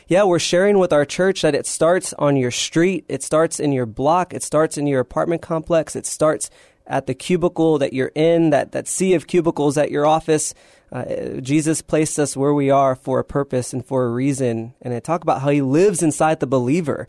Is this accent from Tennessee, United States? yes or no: no; San Antonio, Texas, United States; born and raised in San Antonio